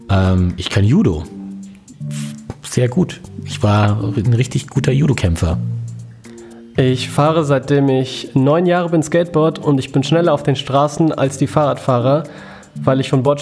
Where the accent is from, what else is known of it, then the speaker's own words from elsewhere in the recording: Frankfurt, Hesse, Germany; bin Frankfurter Bub, deswegen mag ich auch Eintracht Frankfurt.